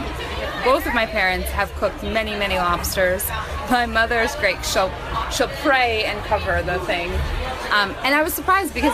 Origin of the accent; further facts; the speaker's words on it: Connecticut, United States; moved away as an adult; also born or lived in New York City, United States; now in London, United Kingdom; I'm originally from Connecticut. Spent the last 5 years in New York, working in New York in the arts. I'm here in London